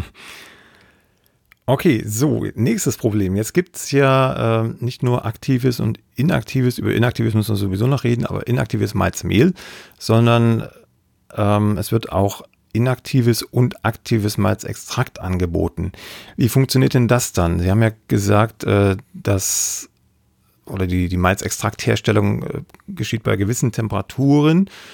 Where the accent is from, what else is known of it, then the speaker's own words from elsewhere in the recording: Ore Mountains, Saxony, Germany; Also ich komme aus dem Erzgebirge, aus Sachsen.